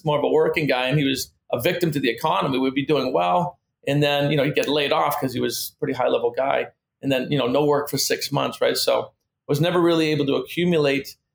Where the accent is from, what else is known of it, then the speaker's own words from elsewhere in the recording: Massachusetts, United States; moved away as an adult; also born or lived in Pennsylvania; now in Delray Beach, United States; my mom took me and my brother back to Massachusetts, where I spent the last 50 years.